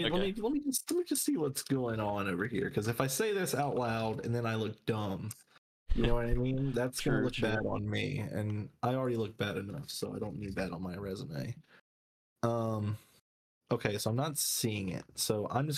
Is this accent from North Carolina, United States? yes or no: yes; North Carolina, United States; We're from North Carolina, if you didn't know, so NC boys for life.